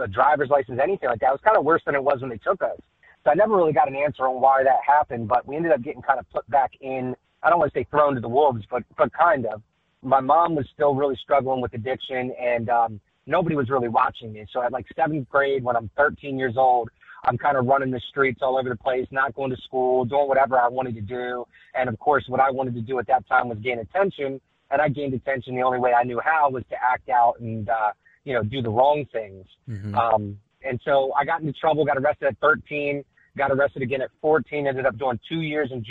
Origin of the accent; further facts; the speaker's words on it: Magnolia, Delaware, United States; we grew up in a single wide trailer in a town, actually not in Dover. It's about 10 minutes outside of Dover, called Magnolia